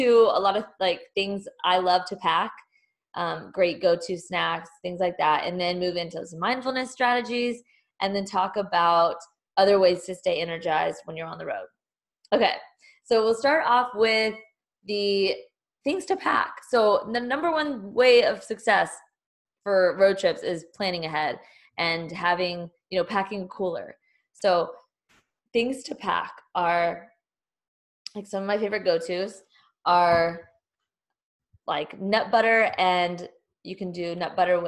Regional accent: Texas, United States; also born or lived in Denver / Houston; now in Austin, United States; I'm originally from Texas. So it feels really good to be coming back home.

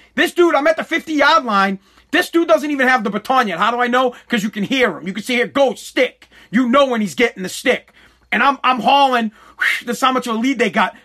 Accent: United States; I am an American

